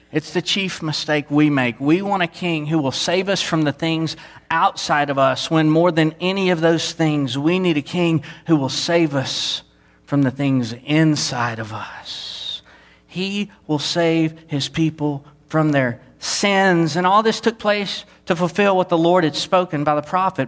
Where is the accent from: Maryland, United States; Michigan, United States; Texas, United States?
Texas, United States; Southeast; born or raised there; moved away